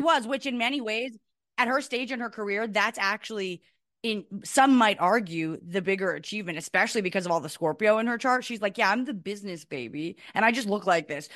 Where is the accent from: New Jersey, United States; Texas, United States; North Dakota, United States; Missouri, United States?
New Jersey, United States; also born or lived in New York; I was born in New York, but we, we are suburban New Jerseyites